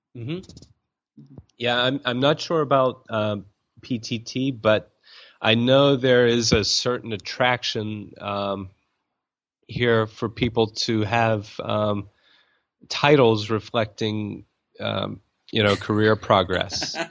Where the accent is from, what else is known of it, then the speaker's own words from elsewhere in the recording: United States; now in Thailand; as an American